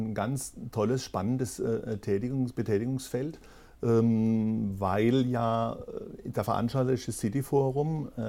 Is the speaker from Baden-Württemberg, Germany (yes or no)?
yes; Kehl, Baden-Württemberg, Germany; Also ich war, ähm, ich bin ja ge nicht gebürtig von Kehl, aber ich bin in Kehl aufgewachsen.